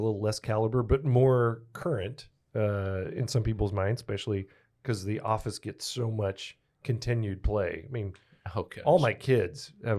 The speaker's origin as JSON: {"language": "English", "town": "Plainview", "region": "Texas", "country": "United States", "tie": "born or raised there", "said": "my hometown in Plainview, Texas."}